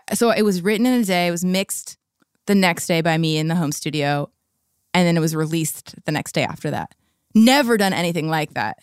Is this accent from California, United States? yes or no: yes; La Habra, California, United States; now in Seattle, United States; I grew up in La Habra, Fullerton area